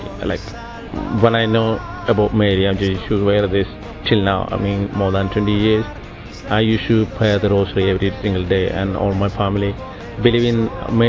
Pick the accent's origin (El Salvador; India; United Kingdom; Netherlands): India; I'm from India. I'm 33